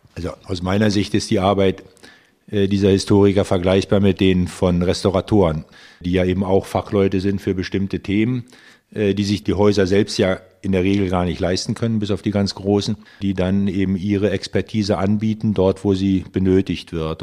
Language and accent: German; Germany; wir sind jetzt hier als Deutsche